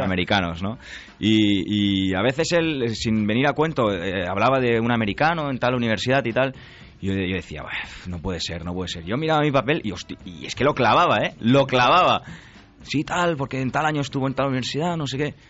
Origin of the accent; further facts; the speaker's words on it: Barcelona, Catalonia, Spain; yo sí que soy de Barcelona